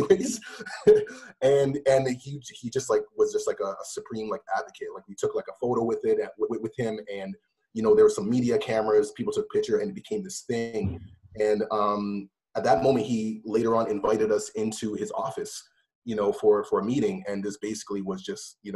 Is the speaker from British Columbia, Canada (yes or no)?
no; Toronto, Ontario, Canada; I'm born in Toronto, Canada